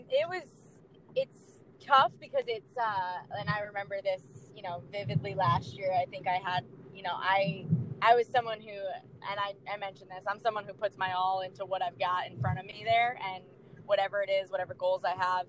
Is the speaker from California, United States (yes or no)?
no; Long Island, New York, United States; So I got to play um, all my sports growing up on Long Island